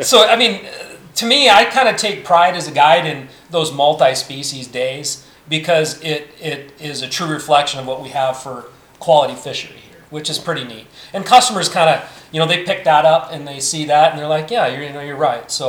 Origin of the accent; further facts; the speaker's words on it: Iowa, United States; So so I'm originally an Iowan